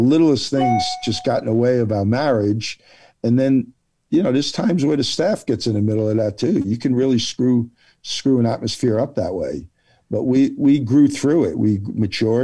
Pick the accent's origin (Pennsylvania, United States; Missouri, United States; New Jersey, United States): New Jersey, United States; moved away; I'm Italian and from Jersey